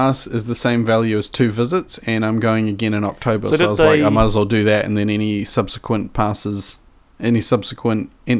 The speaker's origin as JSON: {"language": "English", "country": "New Zealand", "said": "New Zealanders being Kiwis, we're not saying we're fruit."}